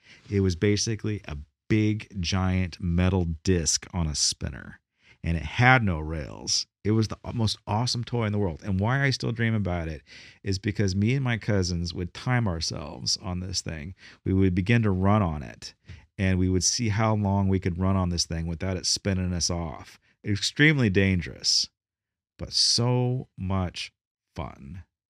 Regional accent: Bakersfield, California, United States; born there; I can say this because I was born in Bakersfield.

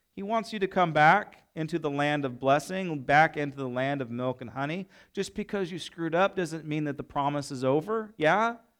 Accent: United States; I love my nation. I love being American.

